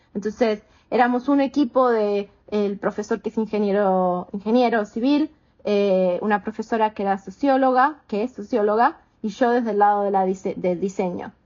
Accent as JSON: {"language": "Spanish", "country": "Argentina", "also_born_or_lived": "Connecticut, United States", "moved": "as an adult", "lives_now": "Houston, United States", "said": "soy argentina americana, vivo hace 21 años en Estados Unidos y ahora estoy en Houston, en Texas"}